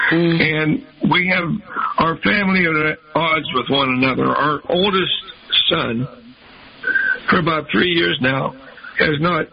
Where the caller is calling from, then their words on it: San Diego, California, United States; I'm calling early from San Diego